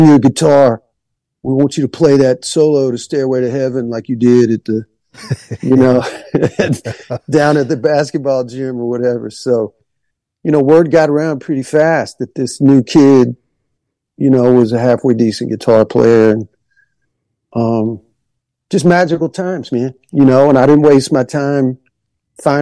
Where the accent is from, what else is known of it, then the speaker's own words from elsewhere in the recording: Monroeville, Alabama, United States; also born or lived in Macon, Georgia / Geraldine, Alabama; And then when I was just like 3 or 4, we moved to South Alabama, to a town called Monroeville